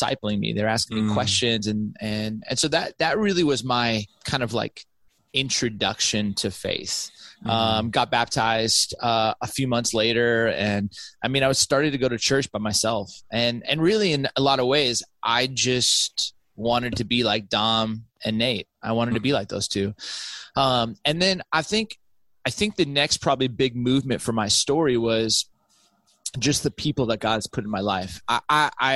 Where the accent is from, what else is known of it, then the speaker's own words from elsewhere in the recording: Southern California, United States; moved away as an adult; also born or lived in West Michigan / Orange County; I grew up in Southern California.